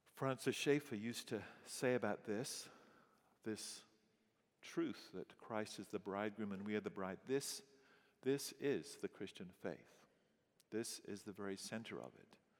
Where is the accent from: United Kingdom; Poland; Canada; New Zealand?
United Kingdom; England; moved away as an adult; also born or lived in St. Louis; being English